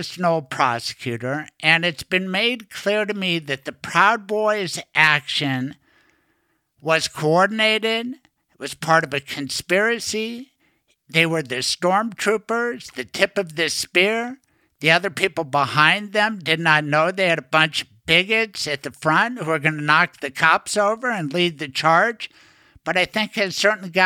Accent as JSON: {"language": "English", "town": "Denver", "region": "Colorado", "country": "United States", "tie": "born or raised there", "said": "I grew up in Denver"}